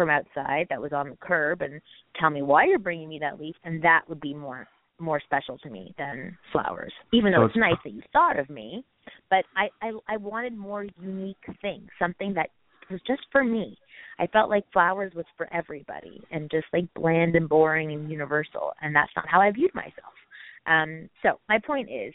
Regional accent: Canada; moved away as an adult; now in United States; I'm Canadian and I needed a green card

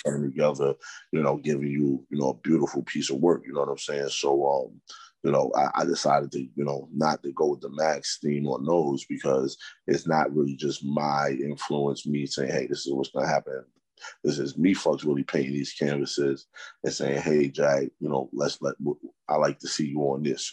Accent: New York City, New York, United States; I'm from Harlem

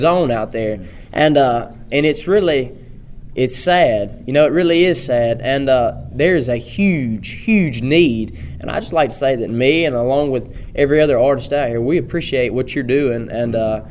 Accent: Pickens County, Alabama, United States; I'm from Pickens County, Alabama

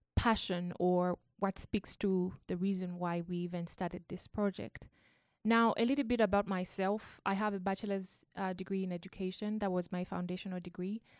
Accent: Zambia; I come from Zambia

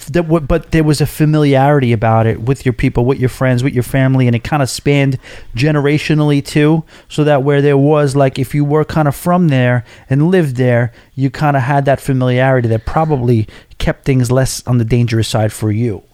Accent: New York City, New York, United States; As a New Yorker

